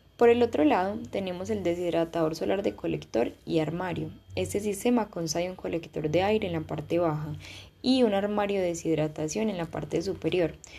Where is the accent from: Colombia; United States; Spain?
Colombia; en mi país Colombia